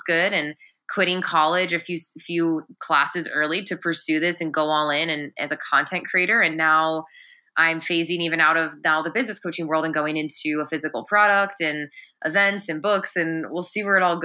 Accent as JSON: {"language": "English", "town": "Chicago", "region": "Illinois", "country": "United States", "moved": "yes", "lives_now": "Los Angeles, United States", "said": "I'm a Pisces from Chicago. I'm from the Midwest"}